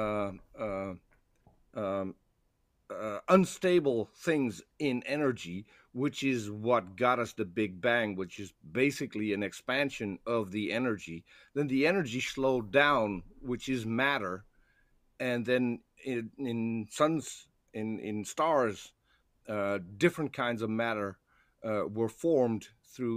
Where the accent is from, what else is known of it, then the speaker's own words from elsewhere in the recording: Netherlands; I'm from the Netherlands